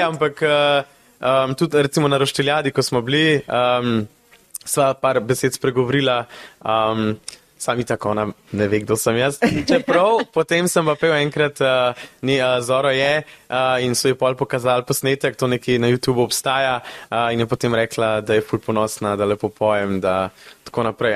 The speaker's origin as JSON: {"language": "Slovenian", "town": "Besnica", "region": "Upper Carniola", "country": "Slovenia", "tie": "born or raised there", "said": "v mojem domačem kraju v Besnici"}